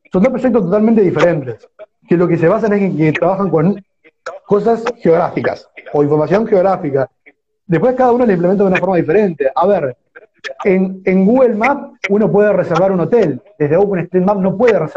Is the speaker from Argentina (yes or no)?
yes; López, Argentina; yo soy de López, un pueblo de, 1.700 habitantes